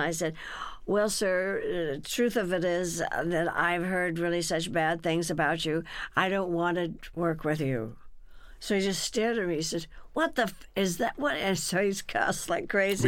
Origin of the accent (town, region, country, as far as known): Burbank, California, United States; born or raised there; also born or lived in Texas